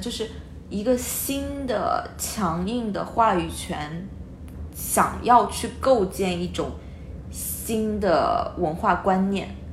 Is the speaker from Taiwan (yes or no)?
no; China; 我们中国人，呃，我们是，从小接受到隶属教育是